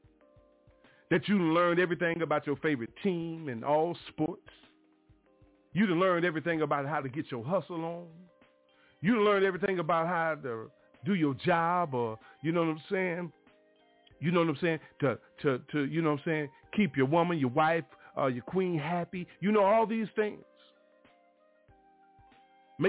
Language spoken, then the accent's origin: English; Mobile, Alabama, United States; when I was a young boy growing up in the Stone Street Missionary Baptist Church down in Mobile, Alabama